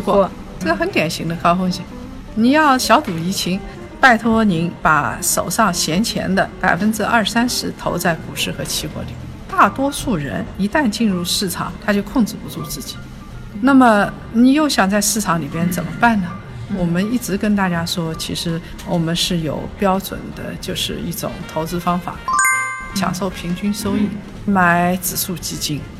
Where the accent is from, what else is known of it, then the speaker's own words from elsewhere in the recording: China; 因为我们中国人嘛，用的最多就是人民币